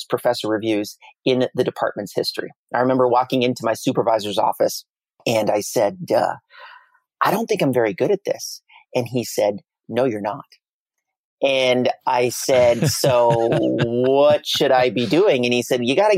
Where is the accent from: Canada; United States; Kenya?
Canada; I'm Canadian